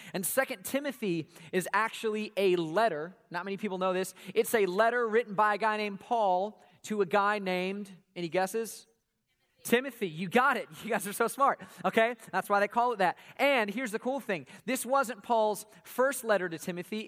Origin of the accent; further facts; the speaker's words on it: Atlanta, Georgia, United States; we grew up here in Atlanta, home of Coca-Cola